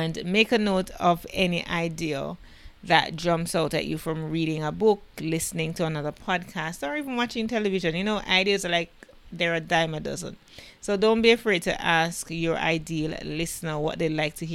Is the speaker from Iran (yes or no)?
no; Jamaica; I am the Jamaican podcast queen